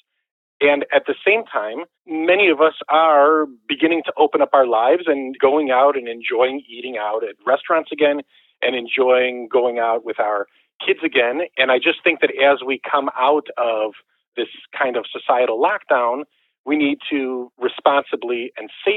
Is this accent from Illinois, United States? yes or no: yes; Chicago, Illinois, United States; growing up in Chicago